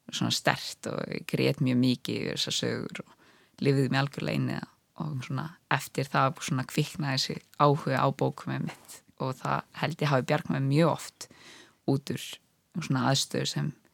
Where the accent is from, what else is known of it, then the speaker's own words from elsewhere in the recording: Ísafjörður, Westfjords, Iceland; now in Reykjavík, Iceland; ég kallaði mig sjálf um stundum Ísfyrring að ég sé þaðan